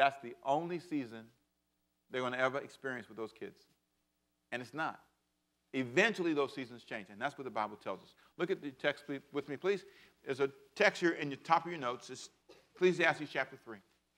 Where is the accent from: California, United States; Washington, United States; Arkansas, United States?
California, United States; Los Angeles; moved away as an adult; now in Savannah, United States; I was born in Savannah but raised in Los Angeles